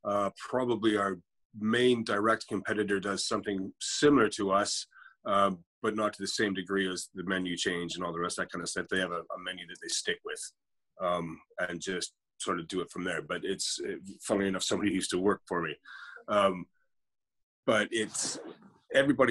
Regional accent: Canada; moved away as an adult; also born or lived in London, England; now in Canary Islands, Spain; I'm Canadian by birth. My entire family is English, so I hold a British passport

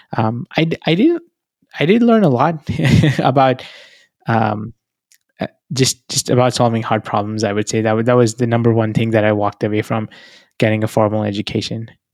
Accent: New Delhi, Delhi, India; moved away as an adult; now in United States; I was born in New Delhi. That's where I come from.

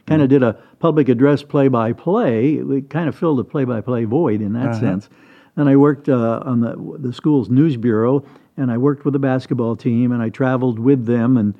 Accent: Midland, Michigan, United States; moved away as an adult; also born or lived in Anderson; now in Sacramento, United States; we're in Michigan, in my hometown in Midland

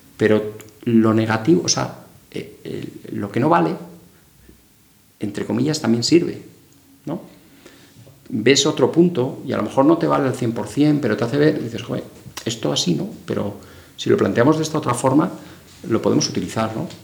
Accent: Madrid, Community of Madrid, Spain; moved away as an adult; yo me fui fuera de Madrid a estudiar

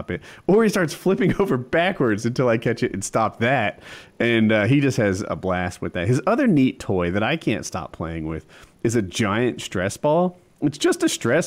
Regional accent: New Jersey, United States; now in North Carolina, United States; we're in North Carolina, but we're from Jersey.

